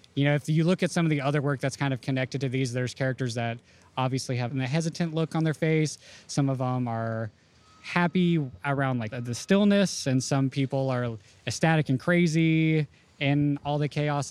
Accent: Houston, Texas, United States; moved away as an adult; now in Chicago, United States; I'm originally from Houston

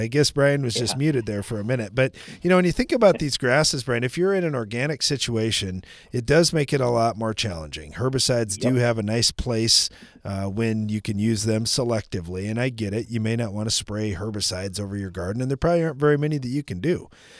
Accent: Texas, United States; I'm from West Texas, and I didn't grow up on a farm

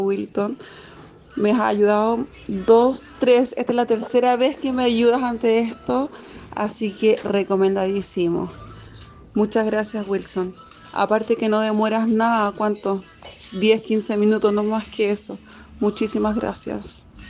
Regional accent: Chile; soy de Chile

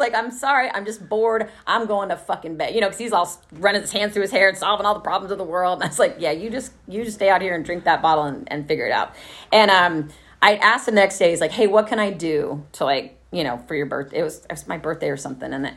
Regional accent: Dallas, Texas, United States; moved away as an adult; also born or lived in Los Angeles, United States / Oakland, United States; now in Austin, United States; where I grew up in Plano and Dallas

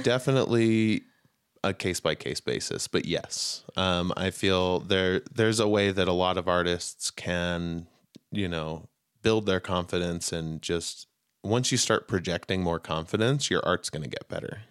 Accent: Utah, United States; I grew up mostly in Utah

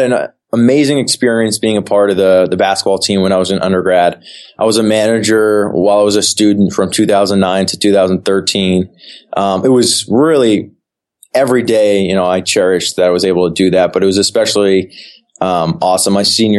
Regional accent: New Jersey, United States; moved away; also born or lived in Syracuse; I grew up in New Jersey

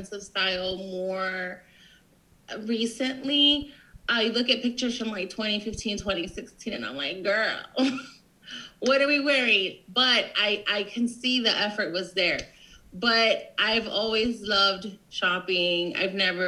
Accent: Corpus Christi, Texas, United States; also born or lived in Florida; now in San Antonio, United States; I spent all my life in Corpus since I was like 3. We moved from Florida.

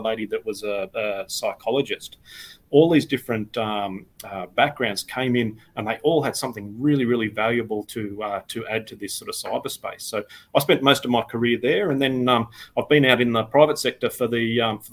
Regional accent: Australia; I started out as an information technology officer with our Australian Department of Defence

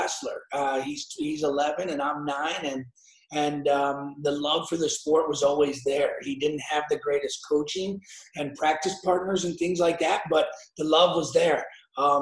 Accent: Aurora, Illinois, United States; we're from Aurora. So we're young boys from Aurora

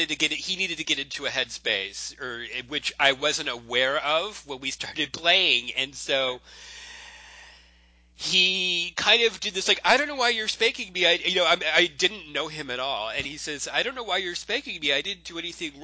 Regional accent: Florida, United States; growing up in Florida

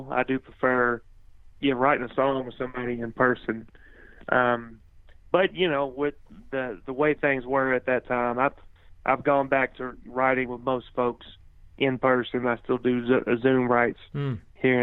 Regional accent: Cornersville, Tennessee, United States; my hometown, Cornersville, Tennessee.

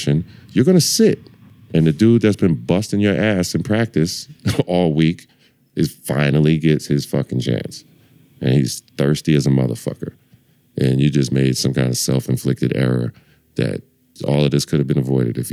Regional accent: Lakewood, New Jersey, United States; now in Philadelphia, United States; I'm from Lakewood, New Jersey

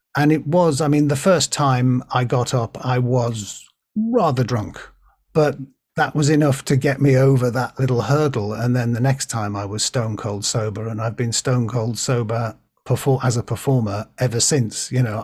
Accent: Birkenhead, North West England, United Kingdom; I was born in Birkenhead

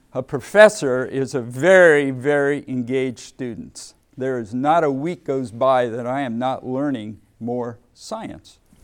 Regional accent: Ohio, United States; moved away as an adult; also born or lived in Massachusetts / Texas; I grew up in Ohio

